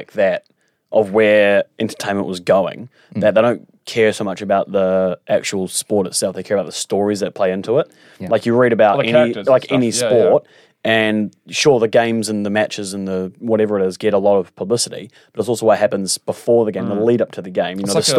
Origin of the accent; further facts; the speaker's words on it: Auckland, New Zealand; So yeah, I grew up in Auckland.